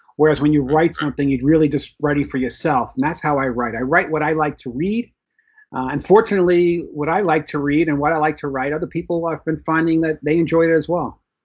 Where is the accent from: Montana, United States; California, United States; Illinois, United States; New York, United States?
New York, United States; New York City; also born or lived in Florida; now in New Jersey, United States; I was born in the Bronx, New York. I currently live in New Jersey, but still in the New York metropolitan area